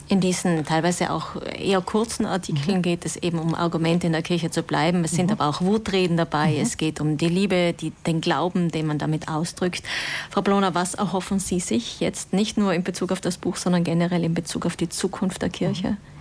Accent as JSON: {"language": "German", "area": "South Tyrol", "region": "Trentino-Alto Adige", "country": "Italy", "said": "so wie die katholische Männerbewegung bei uns in Südtirol"}